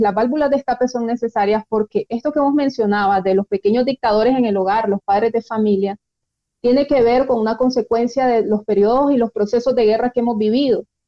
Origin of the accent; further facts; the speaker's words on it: Nicaragua; como nicaragüenses